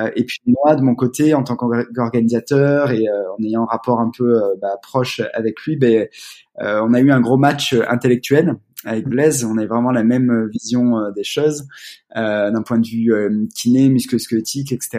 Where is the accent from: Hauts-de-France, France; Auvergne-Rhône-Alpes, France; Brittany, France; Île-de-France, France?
Auvergne-Rhône-Alpes, France; Valence; also born or lived in Grenoble; moi j'ai grandi à Valence